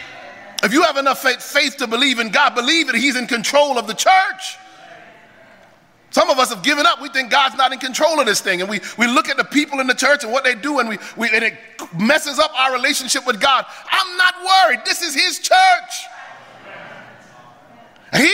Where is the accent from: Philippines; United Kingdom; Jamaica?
Jamaica; I'm Jamaican